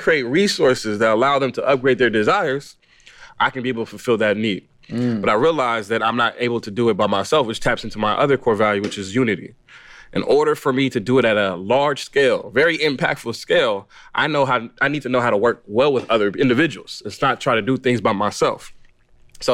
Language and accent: English; Los Angeles, California, United States; I was born in Los Angeles, California. I grew up in that area, greater Los Angeles